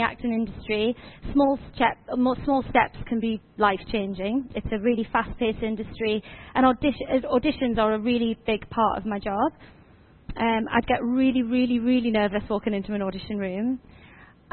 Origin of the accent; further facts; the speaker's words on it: Washington, North East England, United Kingdom; I'm originally from Washington, just down the road